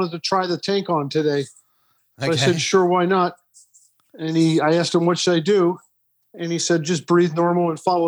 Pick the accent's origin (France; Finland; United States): United States; Santa Cruz, California; moved away; I grew up in Santa Cruz